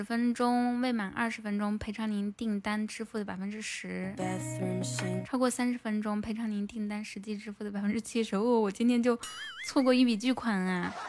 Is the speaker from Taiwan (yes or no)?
no; Northeast China, China; now in Hangzhou, China; 要是在我们老家的话，我们老家县城的房子哈，也就。两三千，好一点的三四千。我的家在东北松花江上，松花江上呢哈。